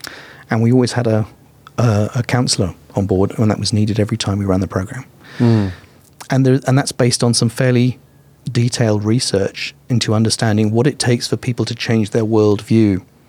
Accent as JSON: {"language": "English", "country": "Vietnam", "said": "Vietnam. We were boat people. I was in an open boat at sea for like weeks."}